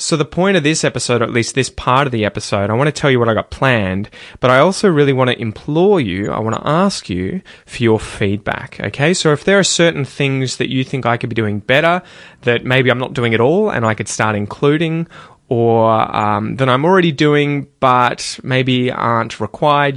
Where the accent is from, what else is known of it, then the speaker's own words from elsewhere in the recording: Australia; I'm Australian and I have family here